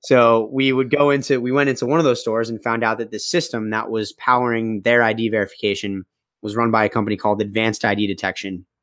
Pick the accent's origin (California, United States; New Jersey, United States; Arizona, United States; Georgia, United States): Arizona, United States; Phoenix; moved away as an adult; also born or lived in Boston; I grew up, uh, in the beautifully hot city of Phoenix, Arizona